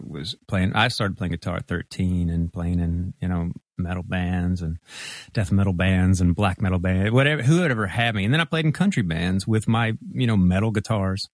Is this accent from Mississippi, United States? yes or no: yes; Mississippi, United States; moved away as an adult; now in Memphis, United States; grew up in Mississippi